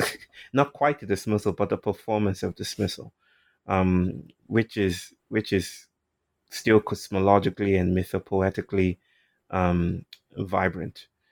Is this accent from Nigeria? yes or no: yes; Nigeria; moved away; I'm from Nigeria